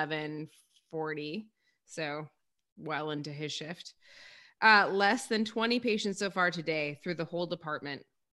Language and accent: English; Rochester, New York, United States; I come from Rochester, New York